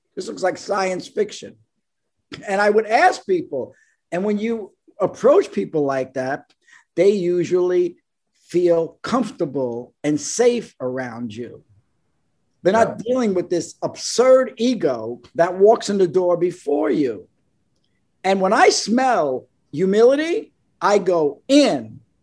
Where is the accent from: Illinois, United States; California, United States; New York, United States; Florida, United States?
New York, United States; New York City; moved away; I'm from Brooklyn